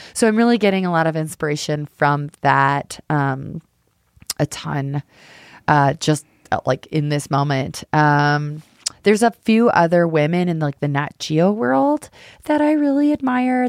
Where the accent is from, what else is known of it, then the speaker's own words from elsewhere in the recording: Colorado, United States; I'm from Colorado